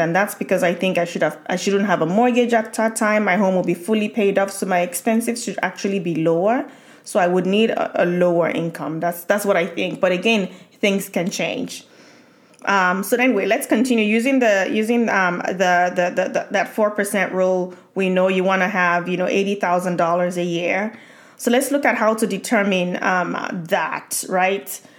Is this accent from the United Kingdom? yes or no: no; Nigeria; moved away; growing up in Nigeria